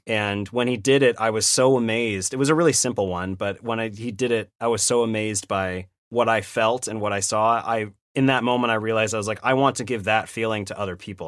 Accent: Sacramento, California, United States; moved away as an adult; also born or lived in Irvine; I grew up in Sacramento. Uh, so Northern California

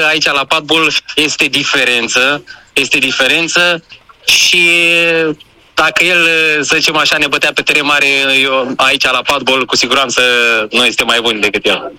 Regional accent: Craiova, Dolj, Romania; eu sunt din Craiova, de fapt amândoi suntem din Craiova

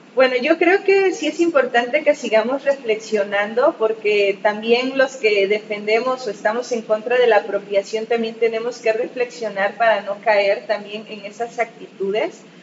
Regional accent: Asunción Ixtaltepec, Oaxaca, Mexico; nuestra familia, pues nosotros somos de Ixtaltepec, el origen es ahí

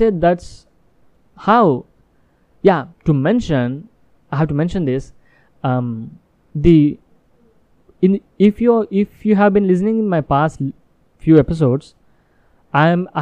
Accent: India; English is a second language; I am from India but my business in US

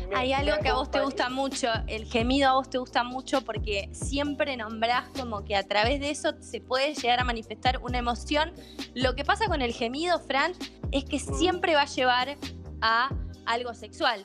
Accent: Bahía Blanca, Buenos Aires Province, Argentina; yo soy de Bahía Blanca

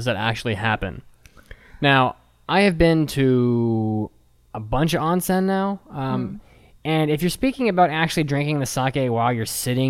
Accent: West Virginia, United States; I'm from West Virginia.

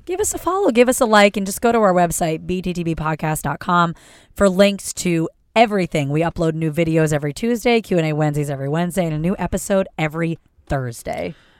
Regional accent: East Coast, United States; moved away; Growing up on the East Coast

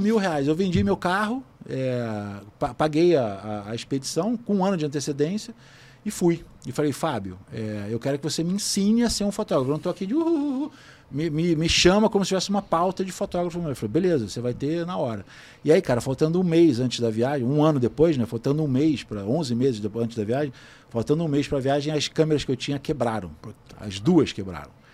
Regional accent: Brazil; eu sou do Brasil, sou fotógrafo

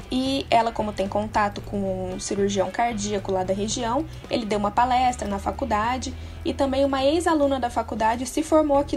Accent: Minas Gerais, Brazil; eu tenho 24 anos. Eu sou natural de Minas, eu me formei numa universidade de Varginha

